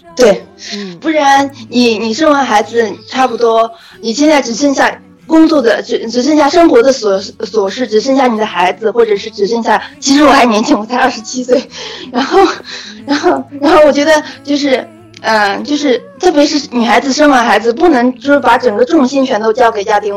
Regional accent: Suzhou, Jiangsu, China; also born or lived in Nanjing; 其实我是苏州的

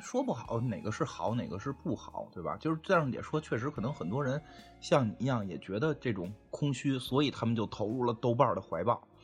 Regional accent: Beijing, China; 我们北京人活成什么样吗？我他妈住一七平米的小房子现在

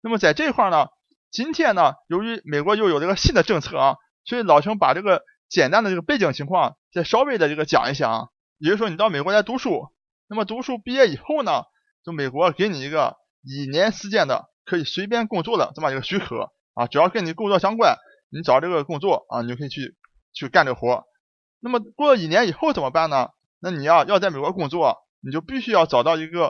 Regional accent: Dalian, Liaoning, China; accent: Dalian; 下面就请大家一起跟我进入咱们大连话世界第五十七期节目

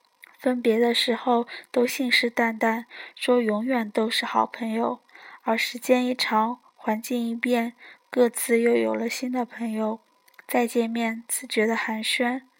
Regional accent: Zhejiang, China; 作为浙江人，今年不得不提的天气，明显感觉今年要热。

